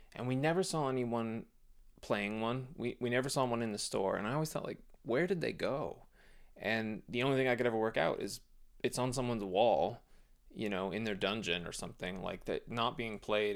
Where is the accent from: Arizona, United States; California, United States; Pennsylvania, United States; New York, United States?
Arizona, United States; Phoenix; born or raised there